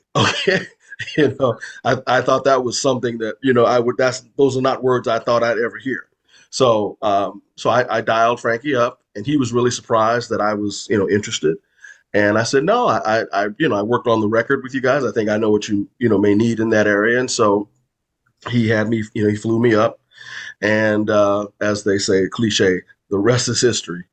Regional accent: Chicago, Illinois, United States; moved away; also born or lived in Los Angeles; I'm originally from Chicago, and that's where I reside again now

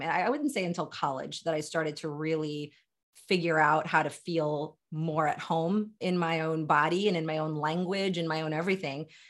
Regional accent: Delaware, United States; also born or lived in Philadelphia suburbs, Pennsylvania; now in Philadelphia, United States; born and raised in the small and mighty state of Delaware, currently live in Philadelphia Metro

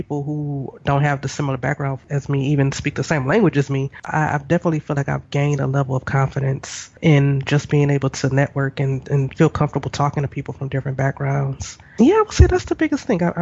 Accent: United States; moved away; we're both from the States

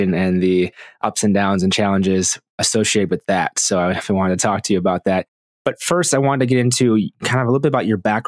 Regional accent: Milwaukee, Wisconsin, United States; in my hometown of Milwaukee, Wisconsin

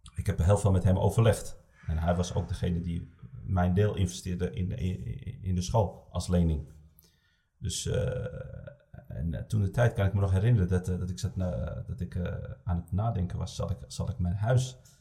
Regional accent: Amsterdam, North Holland, Netherlands; ik kom uit Amsterdam

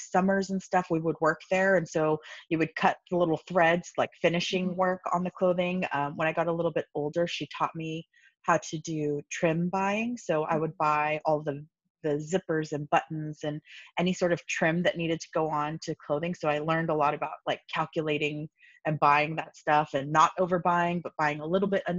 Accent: Los Angeles, California, United States; I grew up in Los Angeles, so I'm an LA native.

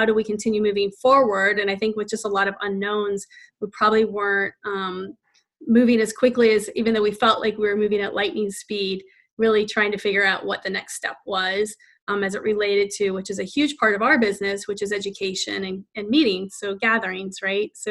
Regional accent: Northeastern Ohio, United States; moved away as an adult; now in Washington, D.C., United States; I'm from Northeastern Ohio

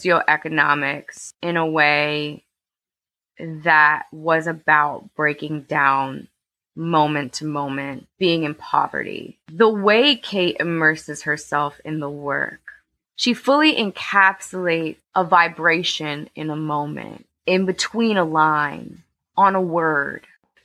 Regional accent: New York City, New York, United States; I was born and raised in Harlem. I went to school in elementary school and high school in Spanish Harlem. I'm like a proper Harlemite. I literally was born three blocks away from where I live currently.

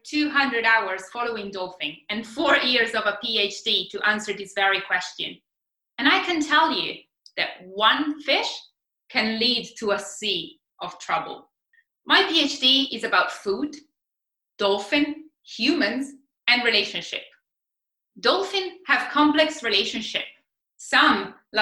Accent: Italy; now in Australia; I'm Italian. We are all about the food.

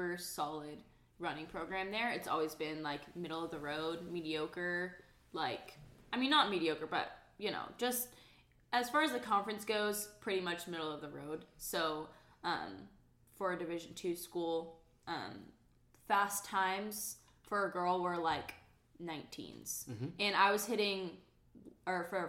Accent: Fayetteville, Arkansas, United States; I'm originally from Fayetteville, grew up in Fayetteville, Arkansas

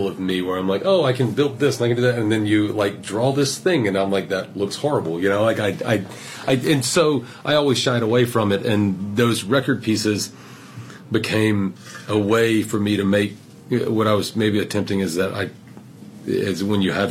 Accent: South Carolina, United States; moved away as an adult; also born or lived in Georgia / Atlanta / New York; I grew up in South Carolina

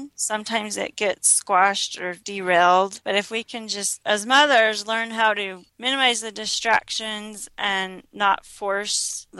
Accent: Utah, United States; also born or lived in Arizona / Michigan / Illinois / New York; I was born in Arizona, lived in Michigan, Illinois, New York, and then my dad's a professor at BYU, so we settled in Utah when I was in fourth grade, and so I finished out my public school years in Utah

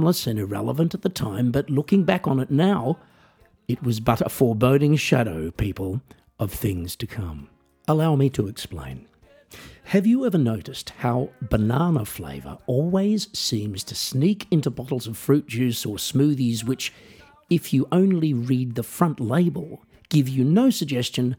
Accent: Australia; growing up in Australia

